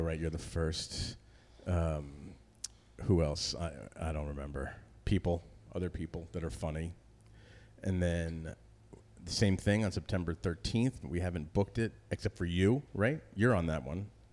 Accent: Northern New Jersey, United States; moved away as an adult; also born or lived in Westchester, New York / Boston / New York City; now in Connecticut, United States; I grew up in New Jersey, lived in New Jersey till I went to college

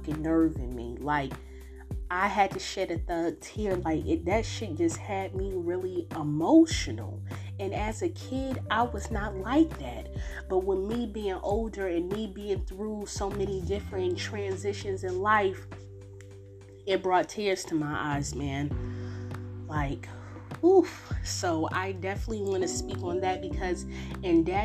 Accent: Newark, New Jersey, United States; I'm from Newark.

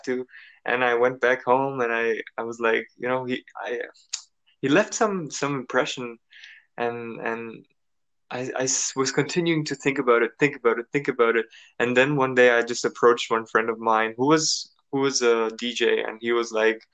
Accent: Germany; moved away as an adult; also born or lived in United States; originally I'm from Germany, and I left Germany at the age of 18 and actually 19

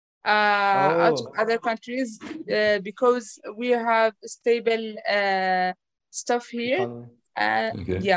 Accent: Jordan; I was born and raised here in Jordan.

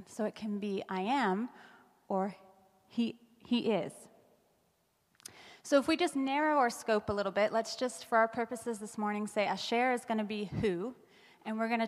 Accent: United States; moved away as an adult; now in Canada; I'm American

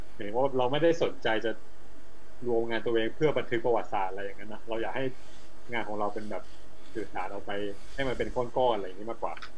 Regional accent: Pak Chong, Nakhon Ratchasima, Thailand; อำเภอปากช่องที่เป็นบ้านเกิดเรา

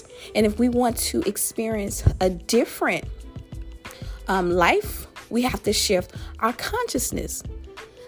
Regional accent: Louisiana, United States; my home state, that boot state of Louisiana

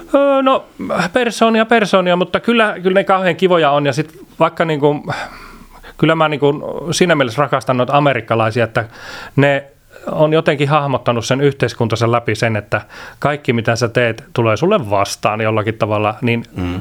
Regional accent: Iisalmi, North Savo, Finland; meillä on Iisalmessa semmoinen, mistä mä oon kotoisin

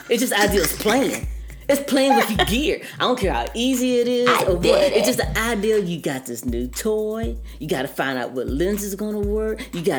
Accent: Jefferson County, West Virginia, United States; I'm from Jefferson County, I got this thing for Shepherdstown, Charlestown, and Hoppers Ferry.

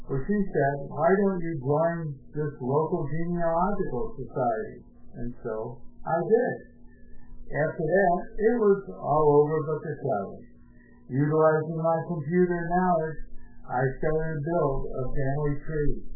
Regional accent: Webster, New York, United States; moved away; Growing up in West, was great. Living on Lake Ontario, surrounded by woods, apple orchards, and, of course, the great Lake Ontario.

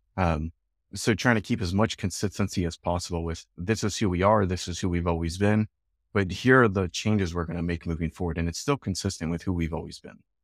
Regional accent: Chicago, Illinois, United States; now in Edmonton, Canada; I'm from Chicago, and we have the Cubs and the Sox

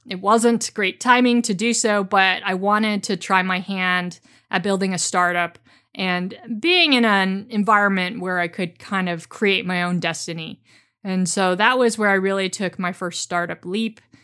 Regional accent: San Francisco Bay Area, California, United States; I grew up in the San Francisco Bay Area

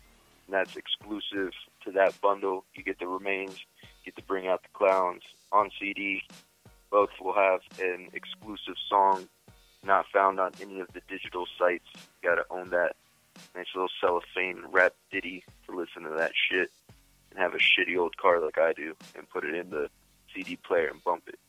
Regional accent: Florida, United States; I'm from Florida.

